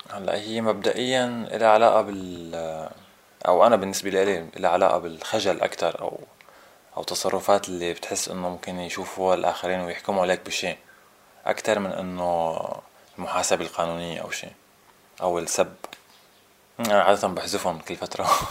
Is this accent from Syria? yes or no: yes; Syria; عندنا بسوريا